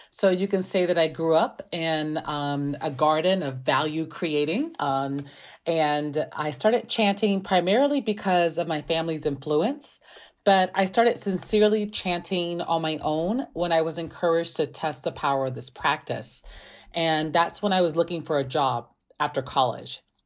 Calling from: Chicago, Illinois, United States; I'm calling from Chicago, Illinois

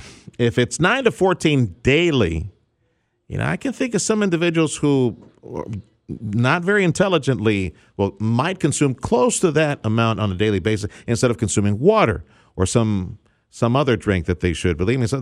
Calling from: South Texas, United States; we're calling you from South Texas. I know you're in North Texas, but here in the Valley, you know, this is Diabetesville, USA.

